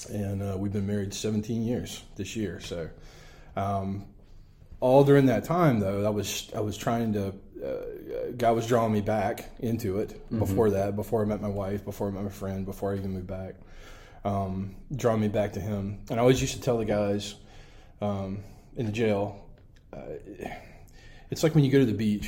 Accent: Savannah, Georgia, United States; moved away; I grew up here in Savannah

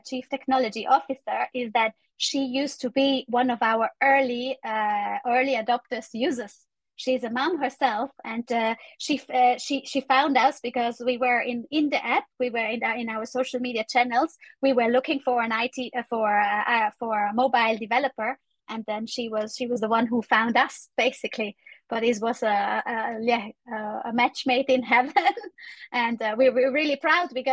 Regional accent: Italy; I'm from Italy

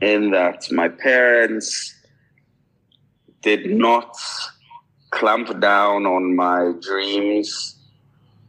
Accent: Ghana; I grew up in Ghana

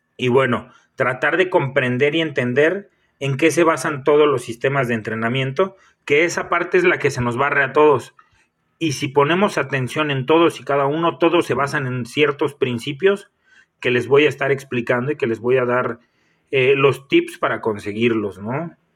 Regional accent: Michoacán, Mexico; soy nacido en Michoacán

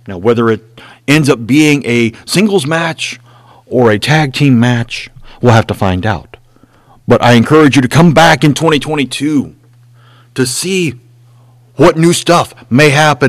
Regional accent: Memphis, Tennessee, United States; I grew up in Memphis.

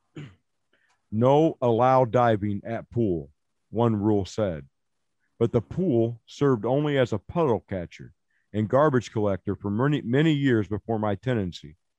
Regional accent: Illinois, United States; East Rudy is a government housing project I grew up in in Illinois

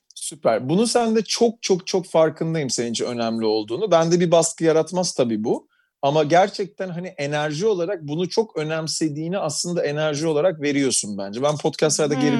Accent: Istanbul, Turkey; Tarabyalıyım. yirmi sene Tarabya'da yaşadım.

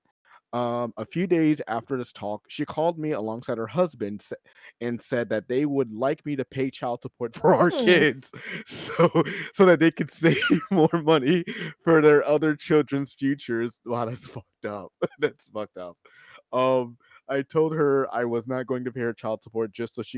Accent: Maryland, United States; accent: Maryland; my Maryland accent

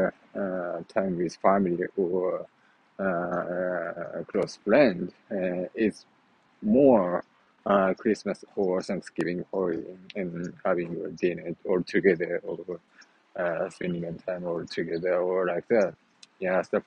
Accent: Japan; English is a second language; at my hometown, so my mother do osechi pretty well, and it is a very typical Japanese style osechi

